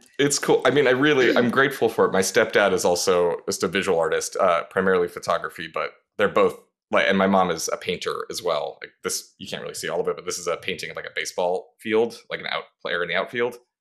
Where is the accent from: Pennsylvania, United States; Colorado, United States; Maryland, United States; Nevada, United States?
Nevada, United States; Las Vegas; also born or lived in Burbank, California; now in Los Angeles, United States; I grew up, Vegas is my hometown. Uh, I lived there the most, but I also lived in Burbank for about six years as a kid